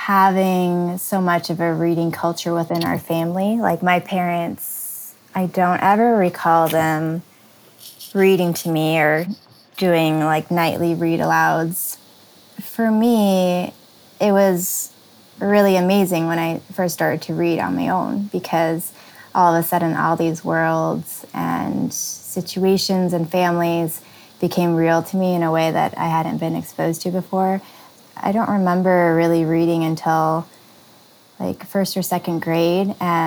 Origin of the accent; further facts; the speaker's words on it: California, United States; also born or lived in Illinois; So I was born in Illinois and lived there until first grade. And then halfway through first grade, we made a cross-country trip to California.